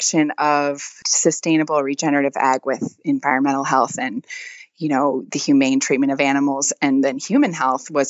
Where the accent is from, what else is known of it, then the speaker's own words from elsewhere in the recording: Wisconsin, United States; moved away as an adult; now in Louisiana, United States; I'm actually from Wisconsin originally.